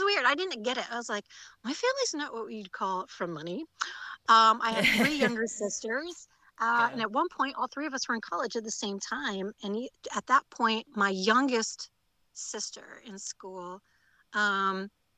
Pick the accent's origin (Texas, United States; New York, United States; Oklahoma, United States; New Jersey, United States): New York, United States; Rockland and Orange County; moved away as an adult; also born or lived in Virginia / Syracuse, New York; I grew up outside of the city, in Rockland and Orange County